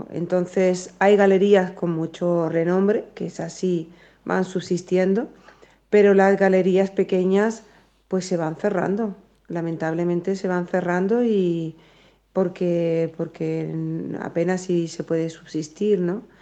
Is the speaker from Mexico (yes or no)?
no; Spain; y soy española y muy orgullosa